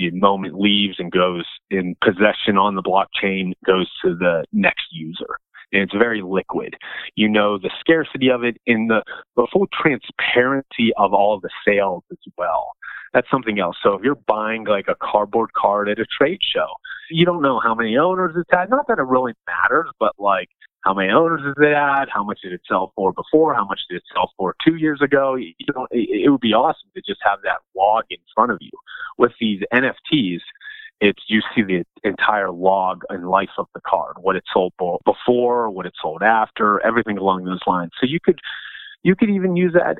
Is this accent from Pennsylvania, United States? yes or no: yes; Pittsburgh, Pennsylvania, United States; I'm from the Pittsburgh area as well